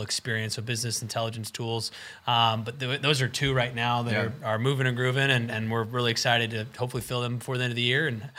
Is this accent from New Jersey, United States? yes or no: no; the Northland, Missouri, United States; I'm from the Northland